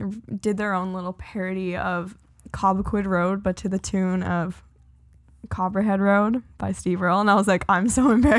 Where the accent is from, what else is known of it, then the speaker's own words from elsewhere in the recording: Lower Sackville, Nova Scotia, Canada; now in Halifax, Canada; Yes, I grew up in Lower Sackville.